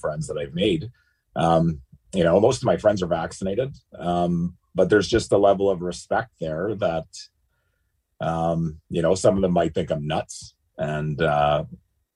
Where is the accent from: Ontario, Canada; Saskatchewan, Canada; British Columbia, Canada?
Ontario, Canada; Timmins; born and raised in Timmins, Ontario